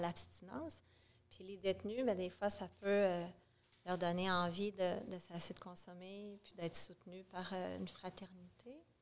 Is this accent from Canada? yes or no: yes; Quebec City, Quebec, Canada; moved away as an adult; also born or lived in Montreal / Saint-Jérôme; je suis une fille de Québec, j'ai gardé des amis de Québec que je connais depuis que je suis une enfant